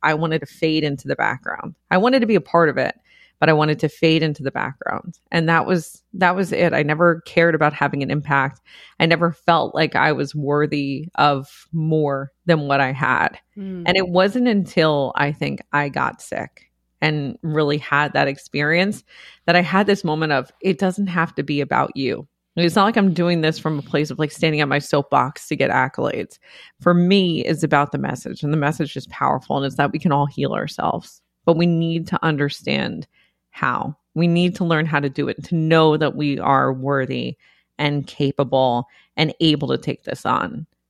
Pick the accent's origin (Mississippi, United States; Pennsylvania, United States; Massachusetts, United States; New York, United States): New York, United States; we grew up in the Bronx. It was like a little beach club because nobody had access to pools or anything. Nobody had a yard.